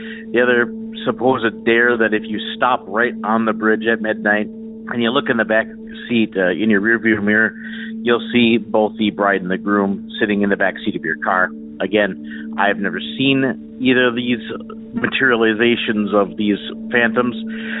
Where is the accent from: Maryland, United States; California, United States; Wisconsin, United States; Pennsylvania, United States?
Wisconsin, United States; Wisconsin Rapids; also born or lived in Stevens Point, Wisconsin; I'm from Wisconsin Rapids, originally in Wisconsin, but I moved eventually to Stevens Point, which is about 20 miles to the east of Wisconsin Rapids.